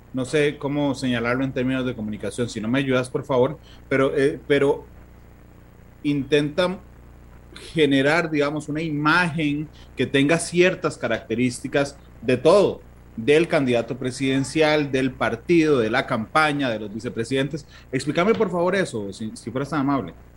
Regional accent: Costa Rica; cómo somos los ticos

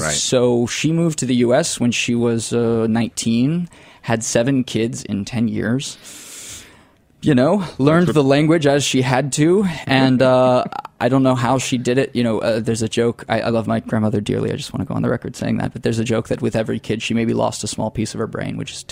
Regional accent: Florida, United States; I come from the panhandle, so the lower Alabama part of Florida, Redneck Riviera. I didn't suppress my accent intentionally. It just kind of happened from moving around the world a little bit as I did during and after school.

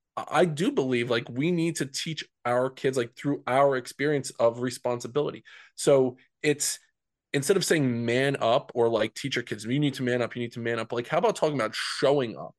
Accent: New Jersey, United States; growing up in Central Jersey

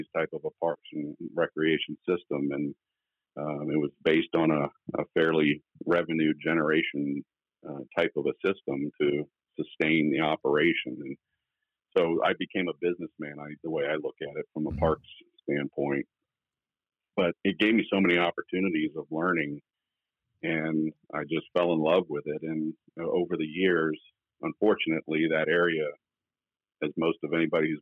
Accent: Northern Virginia, United States; moved away as an adult; now in Dublin, Ohio, United States; I grew up in Northern Virginia, which was just outside of Washington, D.C.

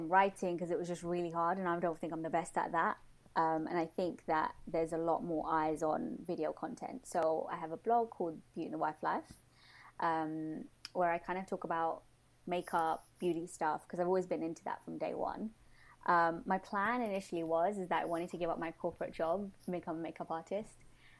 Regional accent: London, United Kingdom; born and raised in London

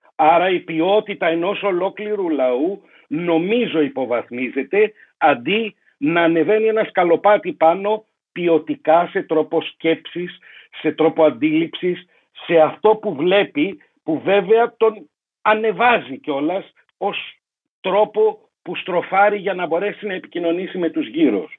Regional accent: Greece; Εγώ είμαι Έλληνας, ναι.

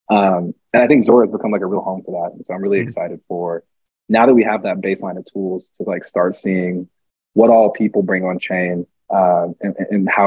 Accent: Atlanta, Georgia, United States; now in New York, United States; I'm from Atlanta

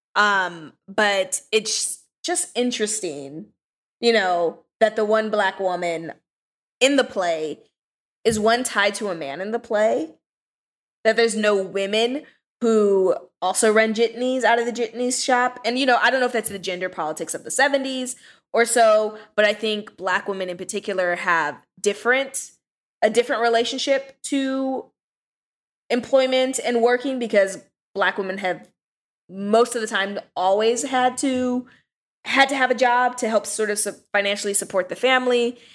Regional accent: Southern California, United States; now in Washington, D.C., United States; I'm from California, Southern California, and sort of the neighborhood that I grew up

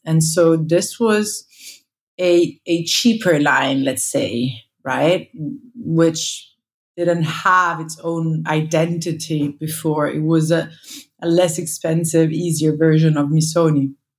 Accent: Montonate, Lombardy, Italy; moved away; also born or lived in New York; I grew up in Montonate. Um, it's a small village of uh, when I was young, 600 inhabitants.

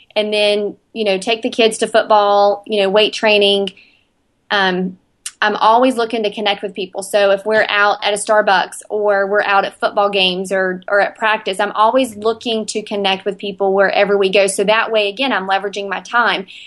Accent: Spartanburg, South Carolina, United States; A B C Gym in my hometown of Spartanburg

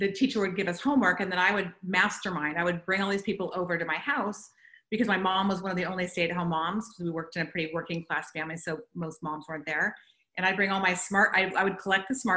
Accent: the Valley, California, United States; accent: Valley girl; I grew up in the Valley, so I'm an official Valley girl

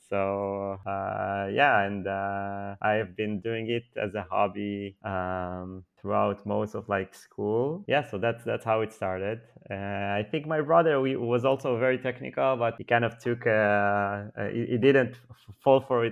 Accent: Ramat Gan, Tel Aviv District, Israel; I grew up in Israel, in a city close to Tel Aviv called Ramat Gan, where I live today.

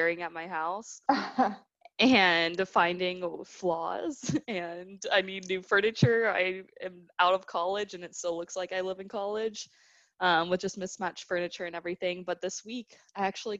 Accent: Austin, Texas, United States; also born or lived in Michigan; I am originally from Austin.

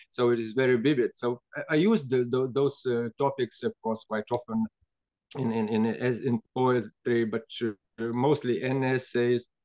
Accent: Siberia, Russia; born there; English is a second language; I was I was born in Siberia my

